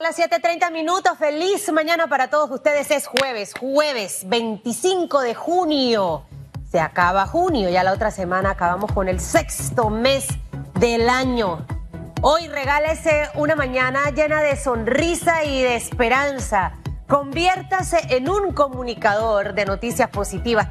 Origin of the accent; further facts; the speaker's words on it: Panama; como panameña y como periodista